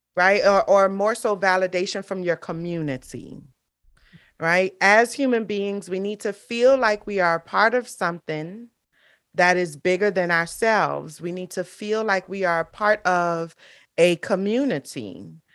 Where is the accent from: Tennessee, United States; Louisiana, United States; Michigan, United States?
Louisiana, United States; New Orleans; moved away as an adult; also born or lived in Marrero, Louisiana; now in South Florida, United States; Louisiana is the state, New Orleans is the city, um, and so I'm, I'm from New Orleans, born and raised